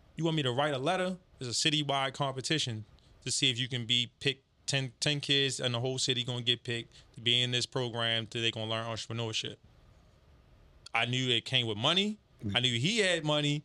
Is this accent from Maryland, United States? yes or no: yes; Baltimore, Maryland, United States; I'm from Baltimore, East Baltimore